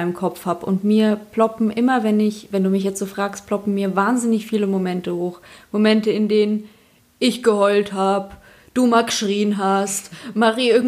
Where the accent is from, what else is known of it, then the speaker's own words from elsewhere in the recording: Bavaria, Germany; accent: Upper Bavarian; spreche Oberbayerisch.